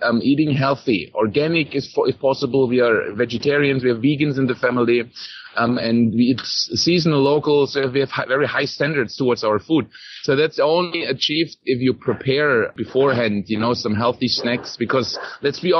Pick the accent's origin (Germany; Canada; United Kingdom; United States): Germany; moved away as an adult; now in Costa Rica; I come from Germany originally